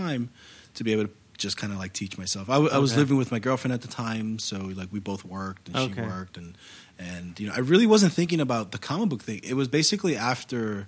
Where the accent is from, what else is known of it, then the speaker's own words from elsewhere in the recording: New York City, New York, United States; Born and raised in New York City